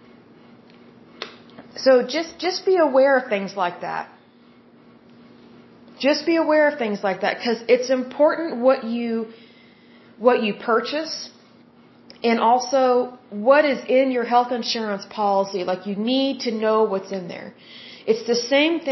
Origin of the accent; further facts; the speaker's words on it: Oklahoma, United States; I'm from Oklahoma